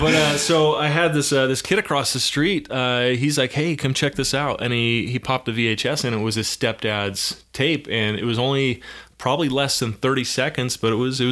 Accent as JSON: {"language": "English", "area": "Davis County", "region": "Utah", "country": "United States", "tie": "born or raised there", "said": "I grew up in Davis County."}